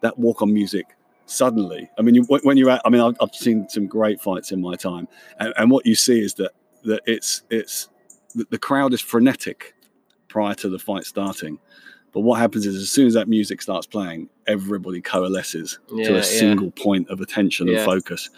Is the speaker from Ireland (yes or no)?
no; Luton, East of England, United Kingdom; I'm born and brought up in Luton